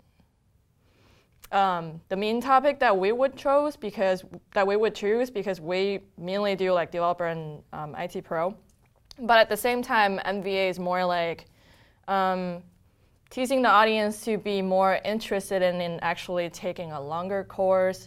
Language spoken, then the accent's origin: English; Harbin, Heilongjiang, China; moved away as an adult; now in United States; I was actually born and raised in China